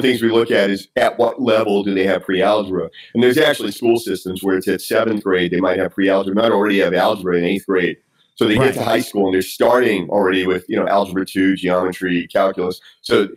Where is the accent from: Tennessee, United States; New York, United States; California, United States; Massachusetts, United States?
Tennessee, United States; moved away as an adult; now in Washington, D.C., United States; I grew up in Tennessee